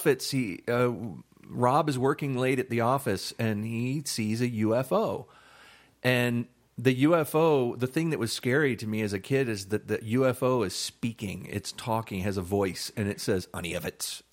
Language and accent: English; Florida, United States; I grew up in Florida